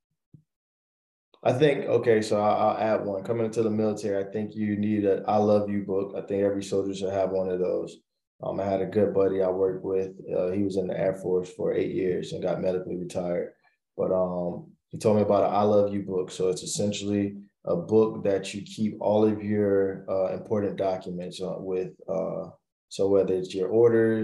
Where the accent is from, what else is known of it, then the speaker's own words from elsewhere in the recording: Florida, United States; moved away as an adult; also born or lived in South Carolina / Georgia; I'm originally from Florida.